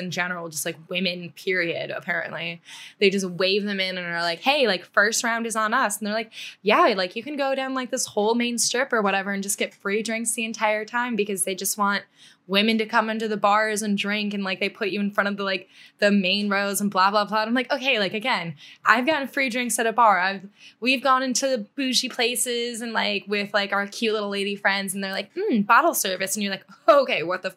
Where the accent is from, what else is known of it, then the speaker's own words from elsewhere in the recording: United States; as an American